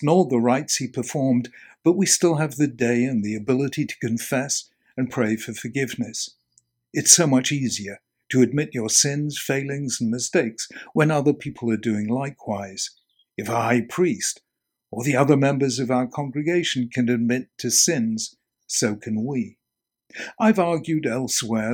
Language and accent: English; England, United Kingdom; Being English, not American